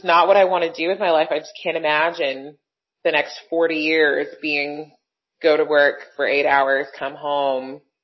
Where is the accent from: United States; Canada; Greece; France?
Canada; Brampton, Ontario; also born or lived in Toronto; I was born in Toronto, grew up in Brampton, just outside of Toronto, GTA